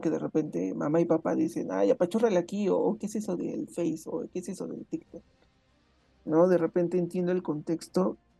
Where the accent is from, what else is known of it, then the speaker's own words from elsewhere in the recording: Mexico; la cultura mexicana específicamente, no conozco otras, bueno, más bien no he vivido dentro de otras culturas como sudamericanas o norteamericanas